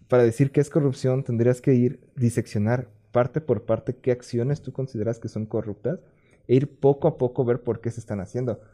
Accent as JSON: {"language": "Spanish", "country": "Mexico", "accent": "Mexican Spanish"}